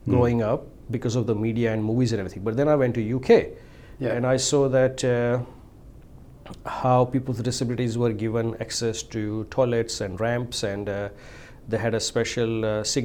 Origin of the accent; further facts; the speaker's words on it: India; moved away as an adult; now in Australia; I'm from India